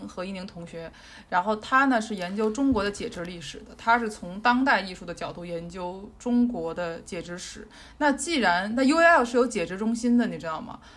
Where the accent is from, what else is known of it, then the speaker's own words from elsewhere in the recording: China; moved away; 作为一个中国人长期在海外